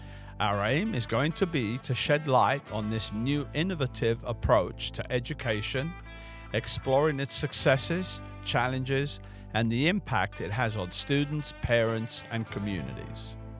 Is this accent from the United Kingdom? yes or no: yes; England, United Kingdom; now in United States; and I'm from England. So when I first came here, I had no clue what a charter school was.